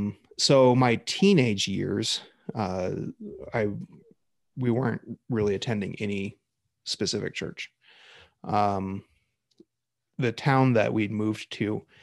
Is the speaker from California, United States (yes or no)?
no; Washington, United States; I was raised out in Washington State and mostly kind of around the suburbs of Seattle area. My family goes back generations in the Seattle area, actually to its founding.